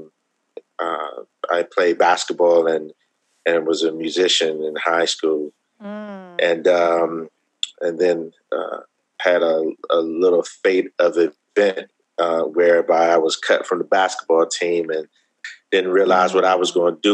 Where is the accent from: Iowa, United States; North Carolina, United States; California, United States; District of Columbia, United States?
District of Columbia, United States; Washington; I am a native Washingtonian. I grew up in Southeast D.C.